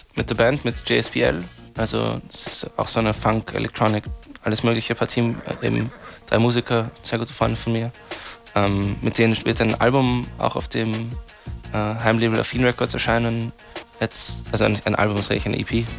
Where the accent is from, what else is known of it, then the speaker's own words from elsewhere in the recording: Austria; ich bin ja Österreicher auch